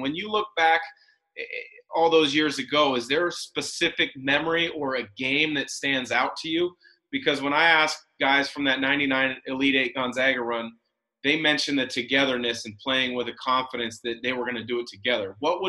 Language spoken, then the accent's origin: English; Portland, Oregon, United States; myself growing up in the Portland area